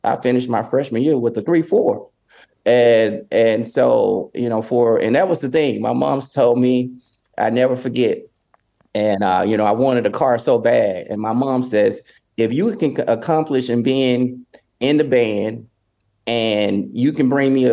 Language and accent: English; Clarksdale, Mississippi, United States; my hometown